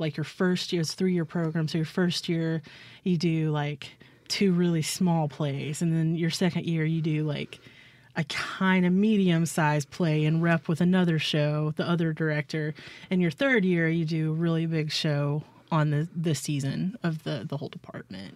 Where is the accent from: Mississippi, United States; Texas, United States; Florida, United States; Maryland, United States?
Mississippi, United States; Clinton; also born or lived in Baldwyn, Mississippi / Booneville, Mississippi / Hattiesburg, Mississippi; I grew up in Clinton, Mississippi.